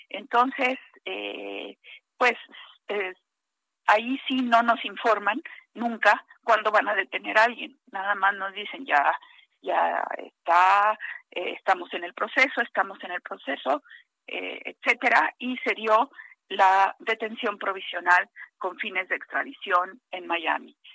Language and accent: Spanish; Veracruz, Mexico; moved away; also born or lived in Mexico City; Yo soy veracruzana, pero casi chilanga de tanto vivir tantos años de vivir en la Ciudad de México.